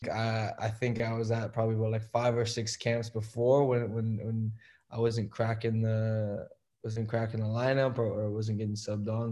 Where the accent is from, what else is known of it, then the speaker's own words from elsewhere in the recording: Toronto, Ontario, Canada; moved away; it's still my hometown